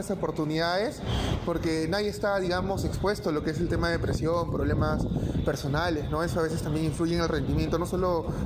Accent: Lima, Peru; soy de Monterrico.

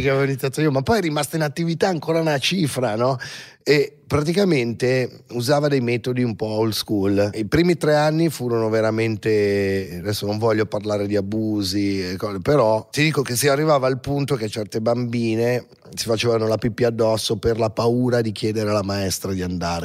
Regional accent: Milan, Lombardy, Italy; sono nato a Milano e i primi anni di vita, cioè fino ai 3-4 anni, 5 forse, so, ho vissuto in piazzale Corvetto

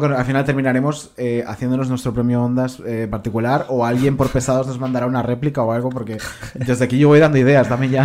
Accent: Combarro, Galicia, Spain; mi pueblo, de Conbarro, en Galicia

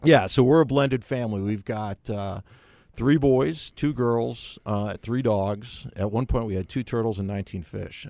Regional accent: Chicago, Illinois, United States; moved away as an adult; also born or lived in Spain / Boston; now in Charlotte, United States; Chicago originally.

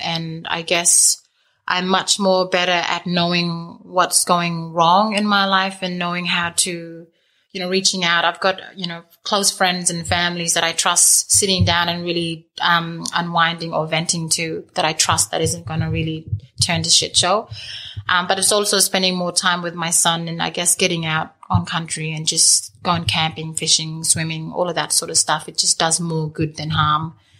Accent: Lamboo Station, near Halls Creek, Kimberley, Western Australia, Australia; growing up on Lambo

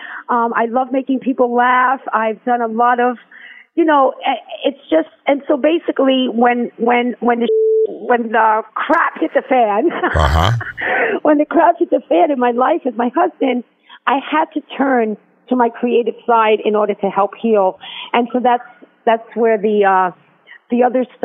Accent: New York City, New York, United States; born and raised in New York City

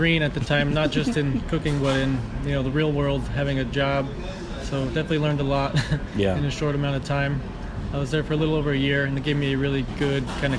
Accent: Connecticut, United States; I'm from relatively small town in Connecticut, but with a big family. So my dad is one of 10 kids in an Italian family.

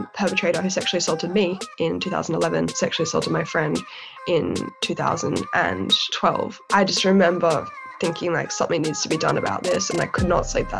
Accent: Sydney, New South Wales, Australia; moved away as an adult; now in London, United Kingdom; my personal background is growing up in Sydney's eastern suburbs

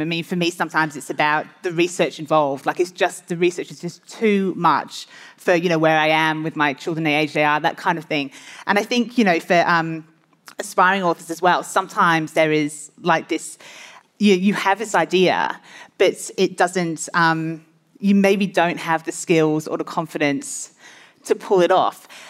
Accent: Australia; I'm an Australian author of five Australian mystery novels

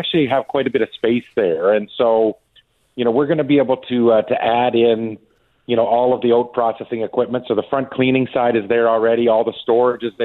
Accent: Davidson, Saskatchewan, Canada; my hometown of Davidson

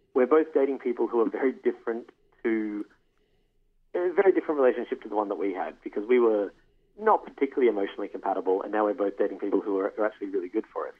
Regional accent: Australia; now in Toronto, Canada; I'm an Australian calling from Toronto.

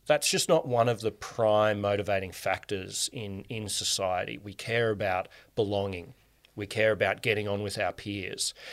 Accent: Canberra, Australian Capital Territory, Australia; And you and I grew up in Canberra

